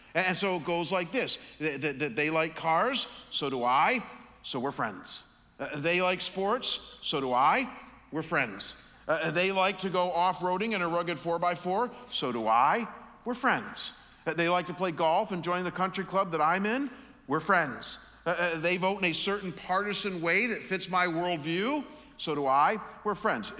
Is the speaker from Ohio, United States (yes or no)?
yes; Chagrin Falls, Ohio, United States; my hometown of Chagrin Falls, Ohio.